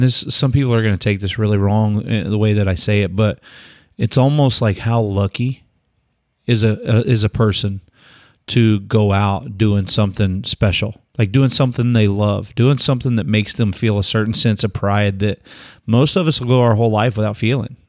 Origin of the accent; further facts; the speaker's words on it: United States; As an American